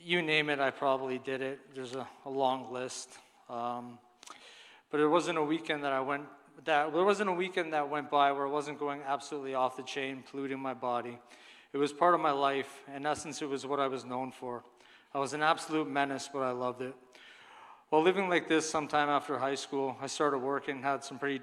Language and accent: English; Cambridge, Ontario, Canada; also born or lived in Brampton, Ontario; When I was about 3, my family decided to move to Cambridge, where my parents bought a nice house in a nice neighborhood, where I grew up